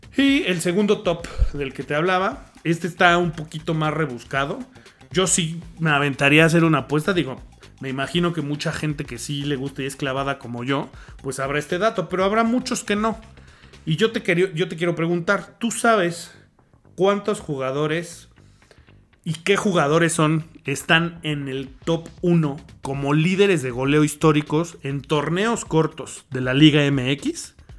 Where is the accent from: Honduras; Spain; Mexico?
Mexico; lo que somos, como mexicanos